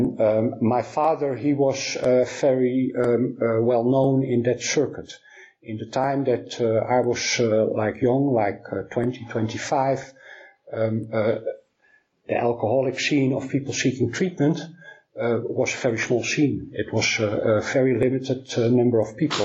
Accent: Amsterdam, North Holland, Netherlands; my hometown in Amsterdam

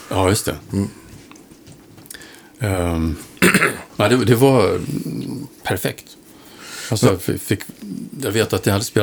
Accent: Östersund, Jämtland, Sweden; also born or lived in Kalix / Falun / Avesta / United States; Ähm, vi flyttade en hel del, men på något vis Östersund.

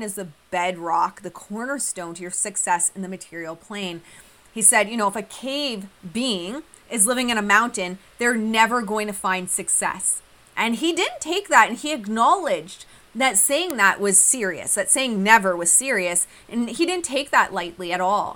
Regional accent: Australia; moved away; at my family's farm, valleys growing up in Australia

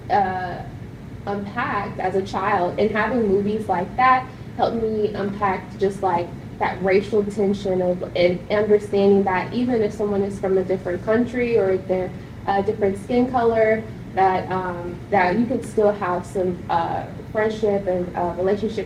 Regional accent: Houston, Texas, United States; I'm from Houston, so we were like in a melting pot of different cultures

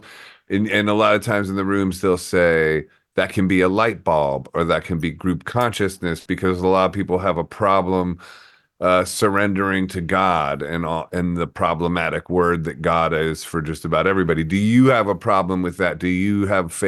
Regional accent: Akron, Ohio, United States; I'm from Akron

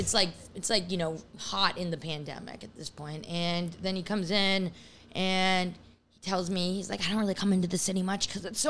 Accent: Long Island, New York, United States; also born or lived in Cold Spring Harbor / Huntington; now in New York, United States; I grew up in Long Island mostly.

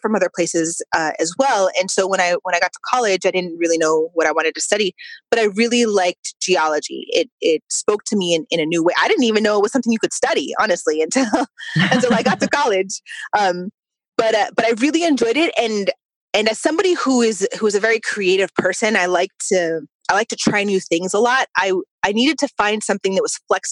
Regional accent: United States; I'm a first-generation Mexican-American. My mother was born in Mexico, and I was born here.

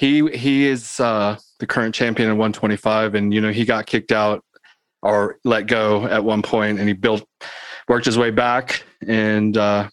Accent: Georgia, United States; I was from Georgia

